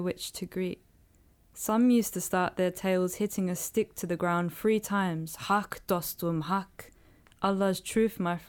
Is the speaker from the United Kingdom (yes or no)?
yes; London, United Kingdom; I grew up in London